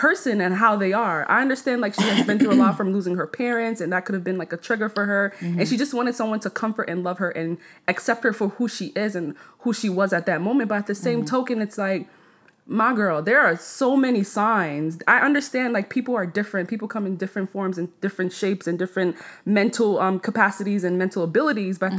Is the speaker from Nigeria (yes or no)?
yes; Nigeria; I'm Nigerian